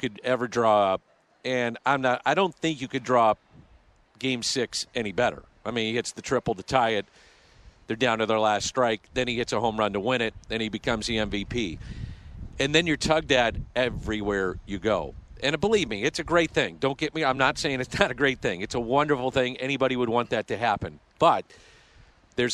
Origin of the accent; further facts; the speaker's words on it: St. Louis, Missouri, United States; I'm lucky I get to work in my hometown and do the hometown games